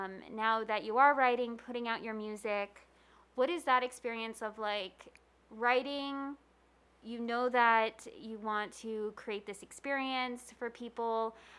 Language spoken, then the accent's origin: English; Long Island, New York, United States; moved away as an adult; also born or lived in Queens, New York; now in Las Vegas, United States; I'm from Long Island. I was living in Queens.